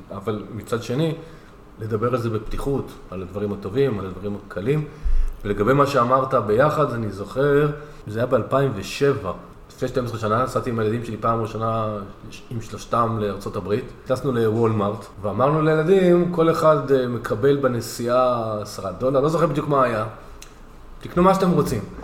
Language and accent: Hebrew; Northern Israel, Israel